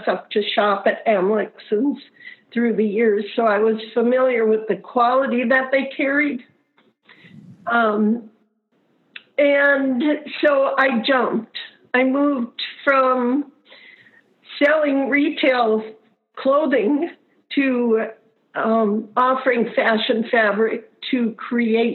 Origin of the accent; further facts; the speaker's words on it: Rochester, Minnesota, United States; I'm actually a native of Rochester